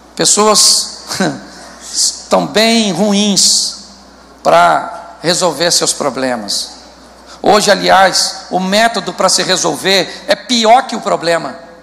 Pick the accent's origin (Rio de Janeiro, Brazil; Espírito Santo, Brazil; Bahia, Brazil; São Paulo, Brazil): Rio de Janeiro, Brazil; Eu sou carioca, mas sou convertido.